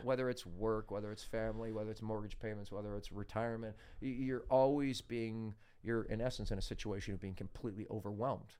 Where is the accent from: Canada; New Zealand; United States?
Canada; I'm from Canada